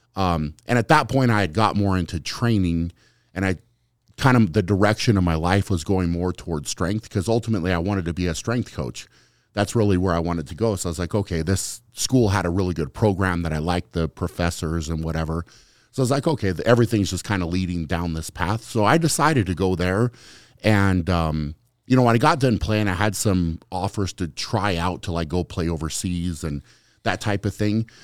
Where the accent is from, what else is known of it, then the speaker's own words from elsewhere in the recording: Fort Lupton, Colorado, United States; I grew up in Fort Lupton was the name of the town